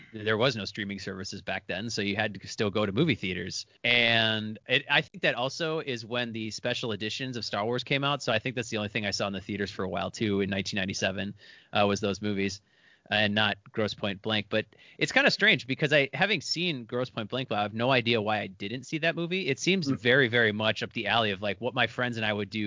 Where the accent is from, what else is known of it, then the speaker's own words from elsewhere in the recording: Milwaukee, Wisconsin, United States; I grew up in Milwaukee, which is kind of a stank hole like Detroit